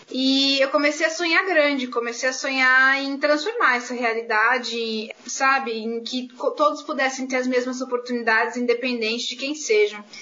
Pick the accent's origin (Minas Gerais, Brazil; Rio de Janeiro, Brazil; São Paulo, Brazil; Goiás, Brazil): São Paulo, Brazil; Eu venho da Vila Mazei, um bairro que fica na periferia da Zona Norte aqui da cidade de São Paulo, no distrito do Tucuruvi. Venho de uma família de classe média baixa